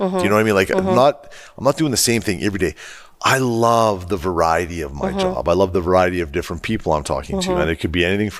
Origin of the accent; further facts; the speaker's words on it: Edmonton, Alberta, Canada; huge Oilers fan because of meeting all of us from Edmonton.